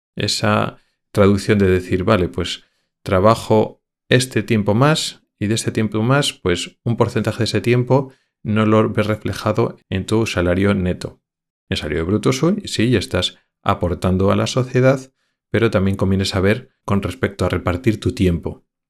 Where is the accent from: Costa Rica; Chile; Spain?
Spain; moved away as an adult; also born or lived in Madrid / Logroño; somos españoles que vivimos en otros países europeos